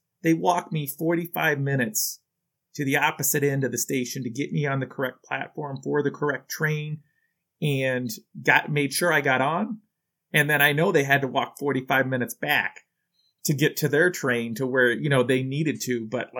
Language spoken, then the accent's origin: English; Chicago, Illinois, United States; And I'm like, hot dogs? I'm from Chicago.